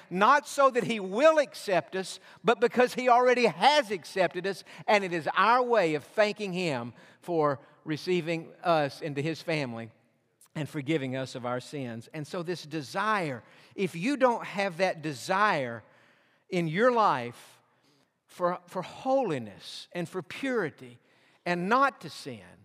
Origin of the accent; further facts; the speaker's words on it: Georgia, United States; now in Texas, United States; I was born in Georgia